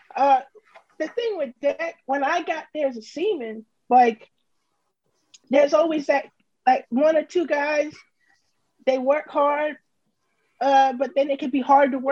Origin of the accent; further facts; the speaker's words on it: Mount Dora, Florida, United States; moved away as an adult; also born or lived in White Plains, New York / Virginia / Alabama; now in Meridian, United States; I turned 10, I'm from Florida now. Okay. So when I got to the ship, I used to tell people I was from Florida. I'm from a small town called Mount Dora